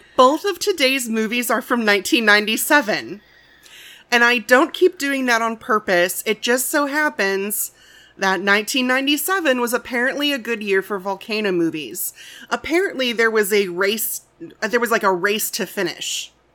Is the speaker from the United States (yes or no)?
yes; Midwest, United States; I've born and raised in the Midwest